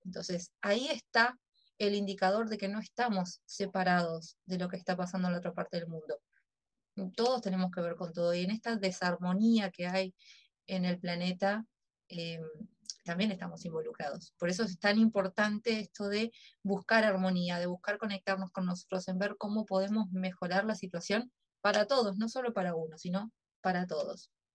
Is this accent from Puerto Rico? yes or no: no; Uruguay; como uruguaya